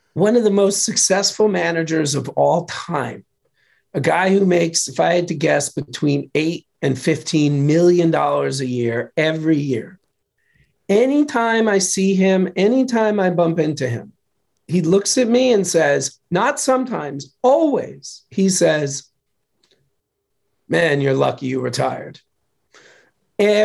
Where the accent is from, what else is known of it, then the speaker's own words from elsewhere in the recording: New York, United States; I'm from New York.